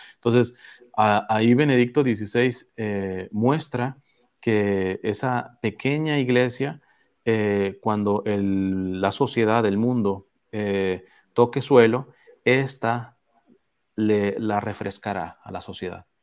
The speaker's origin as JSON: {"language": "Spanish", "country": "Mexico", "moved": "yes", "lives_now": "Los Angeles, United States", "said": "en, mi pueblo, en México, este, tuvimos el siglo pasado una persecución atroz"}